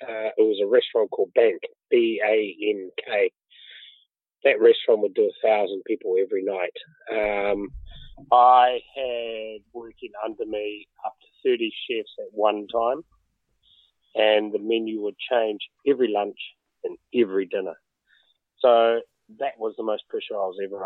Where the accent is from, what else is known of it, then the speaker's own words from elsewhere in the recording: Auckland, New Zealand; moved away as an adult; also born or lived in London; I was brought up in West Auckland, born in an area called Massey, and then I was on a poultry farm. And then when we were 10, we moved to Henderson Valley, so West Auckland all my life